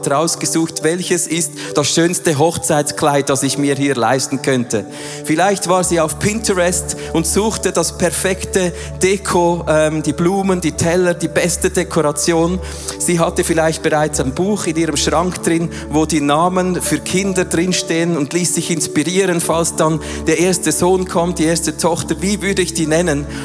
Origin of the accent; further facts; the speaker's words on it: Switzerland; Wir haben es zum Teil noch gerne, vor allem als Schweizer, wenn alles schön der Reihe nach aufgegliedert ist und wir wissen von Punkt A zu Punkt B, oder?